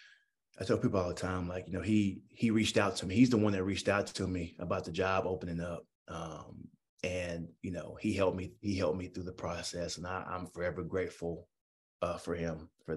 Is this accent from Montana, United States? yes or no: no; Longview, Texas, United States; moved away as an adult; now in Starkville, United States; I'm originally from Longview, Texas, which is about 6 hours east of Starkville.